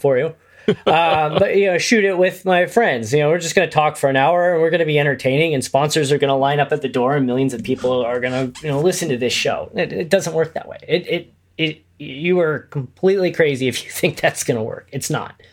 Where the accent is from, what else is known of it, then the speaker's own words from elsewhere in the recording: Kokomo, Indiana, United States; moved away as an adult; also born or lived in Chicago; I'm originally from Indiana. Uh, I grew up in a town called Kokomo, which is about an hour north of Indianapolis